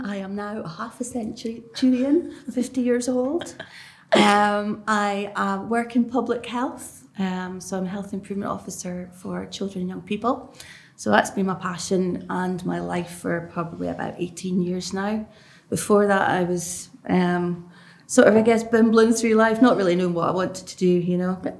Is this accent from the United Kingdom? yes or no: yes; Lossiemouth, Scotland, United Kingdom; also born or lived in Cambridge / Germany; now in Aberdeen, United Kingdom; Went out to Germany for a few years. I think I was six when I came to Lossiemouth. So I started primary school in Lossiemouth. Got dragged up in Lossiemouth. and then I moved out to Aberdeen, 2012.